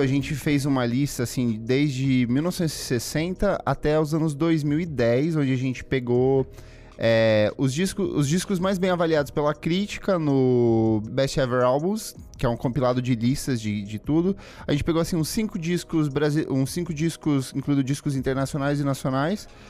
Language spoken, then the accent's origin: Portuguese; Paraná, Brazil; eu sou do Paraná